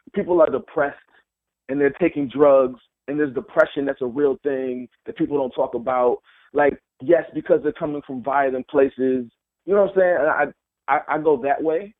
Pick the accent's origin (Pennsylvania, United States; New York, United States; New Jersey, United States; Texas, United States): New York, United States; Mount Vernon; also born or lived in Cleveland, Ohio / New Haven, Connecticut; I moved to, to Mount Vernon, New York, when I was eight years old